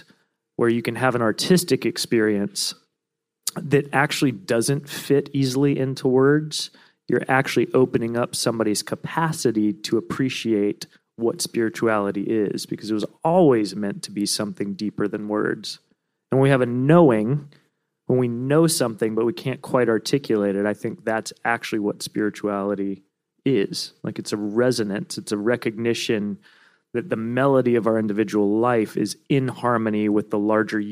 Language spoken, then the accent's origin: English; Virginia, United States; now in Brooklyn, United States; I'm from Virginia